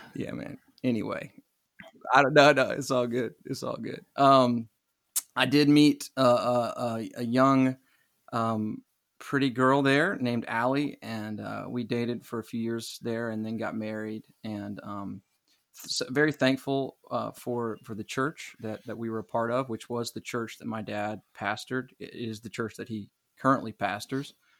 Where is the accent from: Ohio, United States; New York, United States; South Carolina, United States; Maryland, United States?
South Carolina, United States; Myrtle Beach; I am from Myrtle Beach, South Carolina